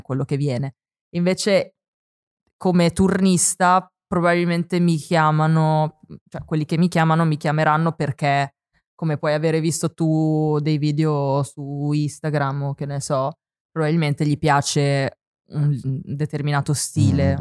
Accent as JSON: {"language": "Italian", "town": "Forlì", "region": "Emilia-Romagna", "country": "Italy", "tie": "born or raised there", "also_born_or_lived": "Apulia", "said": "io sono cresciuta a Forlì, mm-hmm. nonostante sia nata in Puglia"}